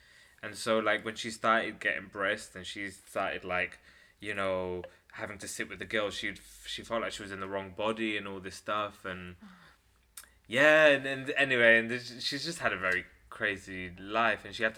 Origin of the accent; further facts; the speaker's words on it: Ilford, London, United Kingdom; Ilford, Essex.